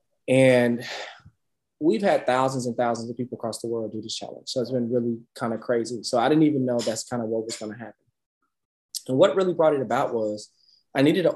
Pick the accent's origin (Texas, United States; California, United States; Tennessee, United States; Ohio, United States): Texas, United States; Dallas; growing up in Dallas